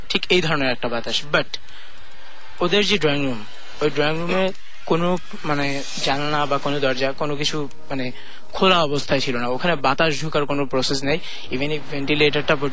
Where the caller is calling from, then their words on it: Khilgaon, Dhaka Division, Bangladesh; আমি খিলগা থেকে এসেছি